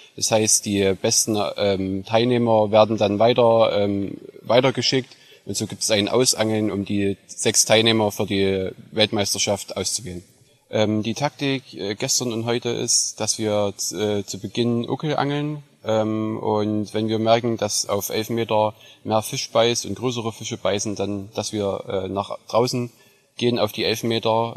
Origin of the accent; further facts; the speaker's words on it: near Leipzig, Saxony, Germany; ich komme aus der Nähe von Leipzig in Sachsen, Deutschland